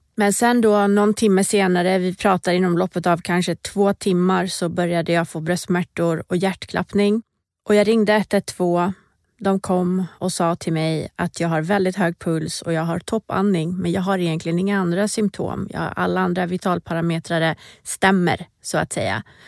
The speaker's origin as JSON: {"language": "Swedish", "town": "Borås", "region": "Västra Götaland", "country": "Sweden", "tie": "born or raised there", "also_born_or_lived": "Iran / Stockholm", "moved": "as an adult", "said": "Ursprungligen är jag från Iran. Jag flyttade till Sverige när jag var fem år gammal. Eh, och flyttade väl ganska direkt till Borås där jag bodde tills det att jag tog studenten."}